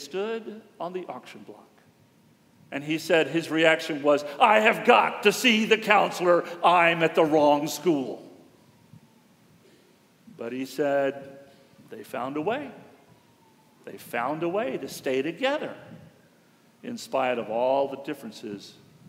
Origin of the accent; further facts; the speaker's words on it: Houston, Texas, United States; we both grew up in Houston